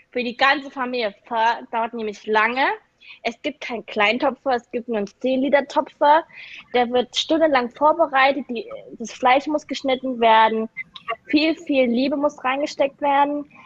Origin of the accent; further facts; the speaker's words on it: Saxony, Germany; bin 1996 geboren in Sachsen, das ist im Osten Deutschlands. Ähm, und bin mit Thomas praktisch aufgewachsen